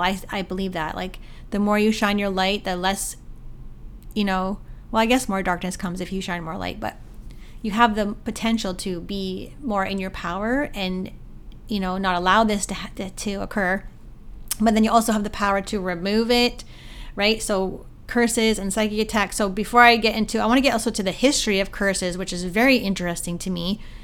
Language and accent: English; Canada; my hometown Sobeys